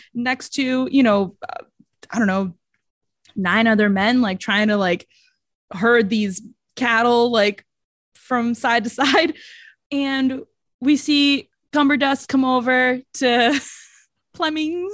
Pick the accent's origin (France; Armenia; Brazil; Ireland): Brazil; accent: Brazilian; That's my Brazilian accent